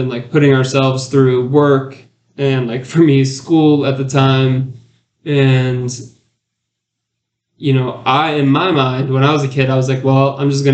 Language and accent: English; Alpharetta, Georgia, United States; when I was a kid, I grew up in Alpharetta, Georgia